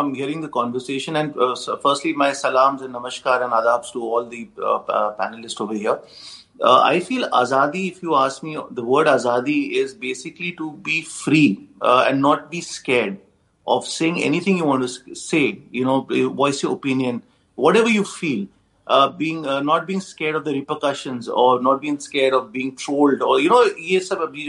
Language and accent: English; India; And I just feel that as an Indian, we have to go more ahead than religion in life to achieve.